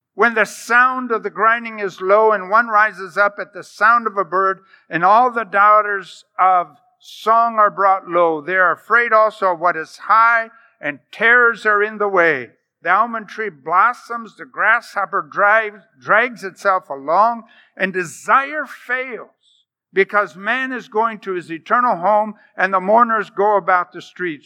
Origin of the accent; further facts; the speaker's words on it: United States; I'm American